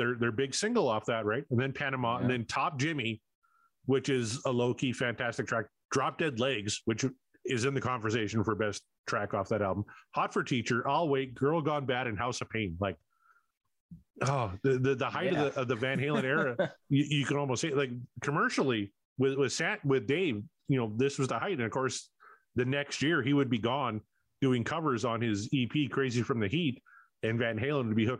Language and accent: English; Canada; I'm Canadian